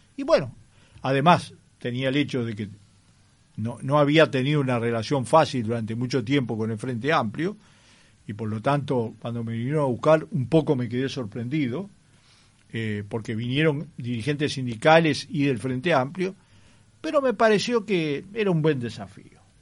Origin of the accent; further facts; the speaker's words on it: Sicily, Italy; now in Uruguay; yo soy nacido en Sicilia